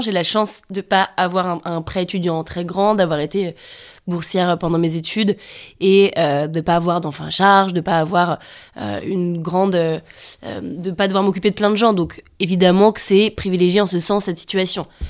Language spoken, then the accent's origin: French; a village in Savoie, Auvergne-Rhône-Alpes, France; moved away as an adult; Je viens d'un village de Savoie avec des parents alpinistes à un endroit euh, très ancré dans la montagne